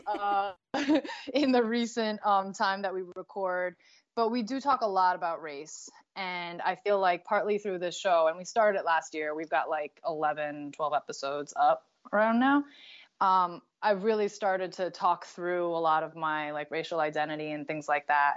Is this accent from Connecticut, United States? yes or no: yes; Connecticut, United States; I grew up in Connecticut